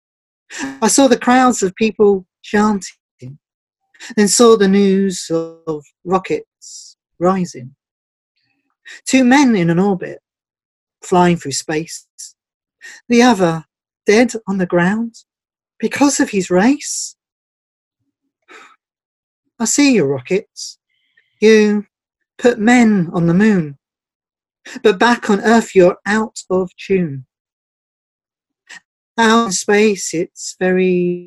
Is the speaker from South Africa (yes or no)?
no; England, United Kingdom; I'm from, well, you can guess by my accent, I'm from England